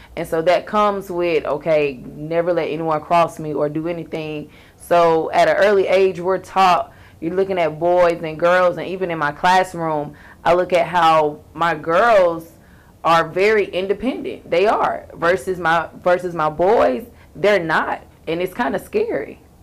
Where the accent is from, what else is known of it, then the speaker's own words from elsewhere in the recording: Valdosta, Georgia, United States; now in Atlanta, United States; I'm from Valdosta